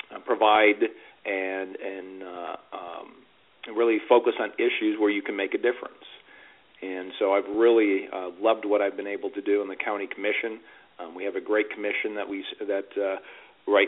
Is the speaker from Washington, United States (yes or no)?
no; Chicago, Illinois, United States; now in Florida, United States; when I moved down here into Florida and actually it was 1998, and I started, and I came from the Chicago area